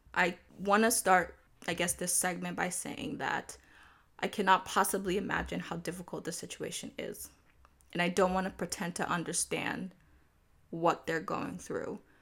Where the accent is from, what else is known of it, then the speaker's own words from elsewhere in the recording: Nigeria; I am Nigerian